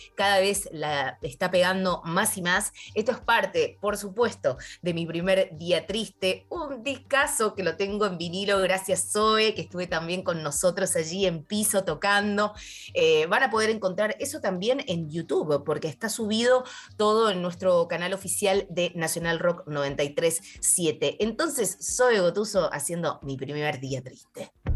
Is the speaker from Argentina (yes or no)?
yes; Mendoza, Argentina; moved away; de Cuyo, de mi tierra hermosa que me vio nacer, Mendoza